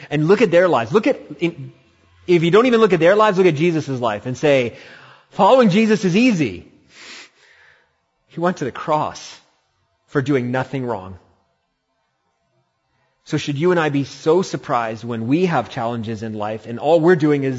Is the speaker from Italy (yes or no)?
no; India; now in Humboldt County, California, United States; I'm Indian